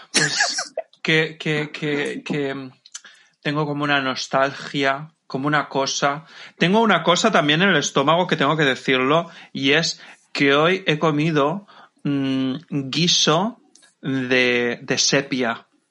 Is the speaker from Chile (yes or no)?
no; Levante, Valencian Community, Spain; Yo soy de Levante, entonces mis discotecas pues eran lo que era eh, la zona de Alicante, Murcia y puntualmente Valencia